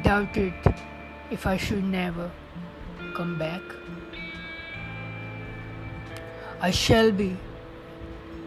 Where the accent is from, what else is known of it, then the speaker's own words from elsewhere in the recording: India; I'm from India, and right now a student